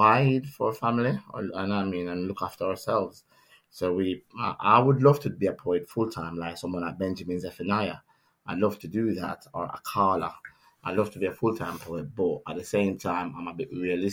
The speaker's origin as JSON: {"language": "English", "town": "Kingston", "country": "Jamaica", "tie": "born or raised there", "moved": "as an adult", "lives_now": "Nottingham, United Kingdom", "said": "I was born and grown in Kingston, Jamaica"}